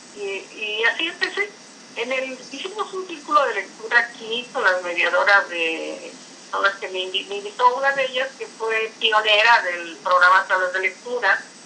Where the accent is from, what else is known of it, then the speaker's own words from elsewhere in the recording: Veracruz, Mexico; now in Fortín de las Flores, Mexico; soy nativa del puerto de Veracruz, pero eh, resido aquí